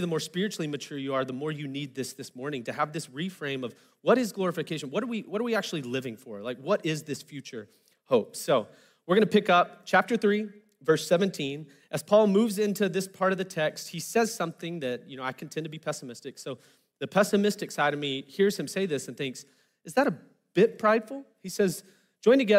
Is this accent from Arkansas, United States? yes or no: yes; Arkansas, United States; I'm from Arkansas, so I'm used to things being a little low-key